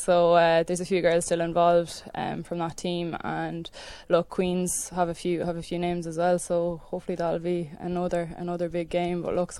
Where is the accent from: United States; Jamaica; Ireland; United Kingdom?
Ireland; Cavan, Ulster; I'm from Cavan myself